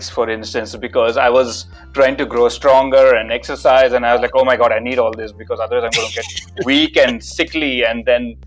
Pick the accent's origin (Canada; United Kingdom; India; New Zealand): India; moved away as an adult; now in Melbourne, Australia; So I was born in India and lived there for about 25 years